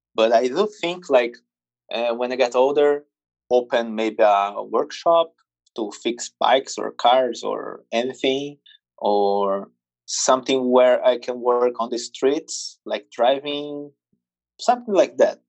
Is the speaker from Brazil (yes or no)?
yes; Brazil; English is a second language; I was born in Brazil, circus family, grow up in, at the circus